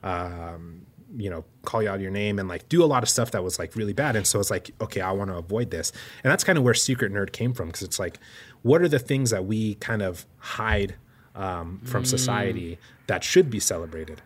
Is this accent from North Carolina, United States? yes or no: no; New Mexico, United States; I grew up in New Mexico